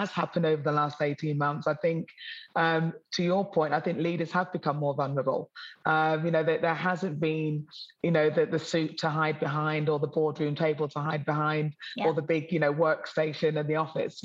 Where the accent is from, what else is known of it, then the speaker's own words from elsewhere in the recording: Newark-on-Trent, East Midlands, United Kingdom; now in Sydney, Australia; I grew up in Middle England, historical Newark on Trent